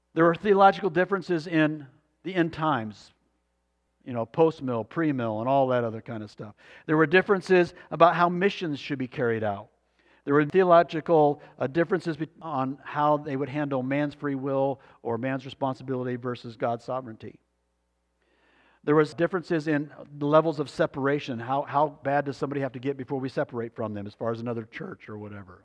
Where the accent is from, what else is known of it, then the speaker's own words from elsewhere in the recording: Arizona, United States; moved away; also born or lived in Alaska; we grew up in Arizona